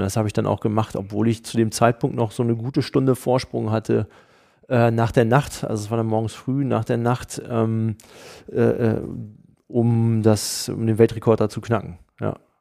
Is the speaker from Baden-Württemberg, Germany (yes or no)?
no; Hanover, Lower Saxony, Germany; als Hannoveraner